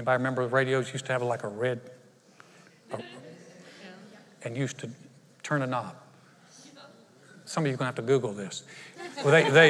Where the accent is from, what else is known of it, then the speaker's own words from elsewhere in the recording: North Carolina, United States; moved away as an adult; now in Conroe, United States; my home state, it really is beautiful. North Carolina is absolutely beautiful.